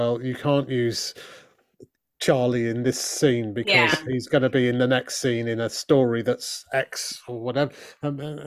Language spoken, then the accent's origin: English; Leeds, Yorkshire and the Humber, United Kingdom; also born or lived in Crouch End, London; now in London, United Kingdom; Leeds at this point, my hometown